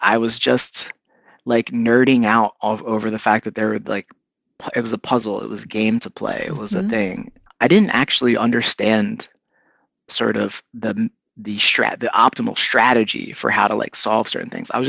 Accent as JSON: {"language": "English", "town": "Philadelphia", "region": "Pennsylvania", "country": "United States", "tie": "born there", "said": "My dad was born in Philly. I was born in Philly. His family was from Philly."}